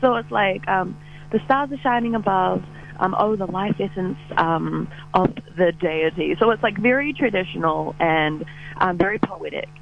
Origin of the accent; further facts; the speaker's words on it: Port Waikato, Waikato, New Zealand; I am from Port Waikato